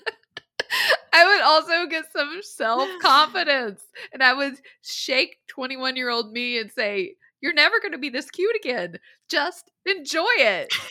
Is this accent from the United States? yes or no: yes; the South, United States; I grew up in the South